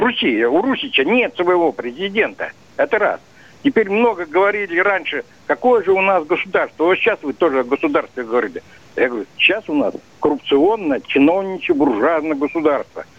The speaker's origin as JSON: {"language": "Russian", "town": "Yaroslavl", "region": "Yaroslavl Oblast", "country": "Russia", "tie": "born or raised there", "moved": "yes", "lives_now": "Podolsk, Russia", "said": "я русский, коренной, ярославец"}